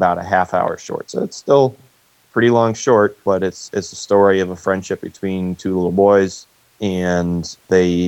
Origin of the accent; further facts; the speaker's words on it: Ann Arbor, Michigan, United States; So we grew up in Ann Arbor, Michigan, which is a little college town.